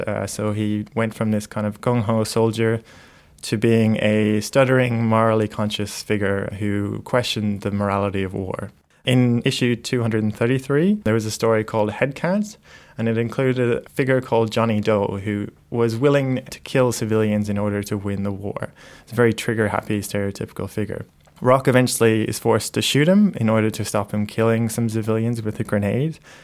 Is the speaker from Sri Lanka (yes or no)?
no; Ireland; moved away; I grew up in Ireland